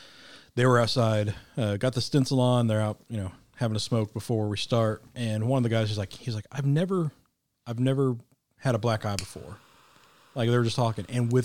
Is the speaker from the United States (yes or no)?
no; Ireland; Well, I mean, I'm Irish, I can say it.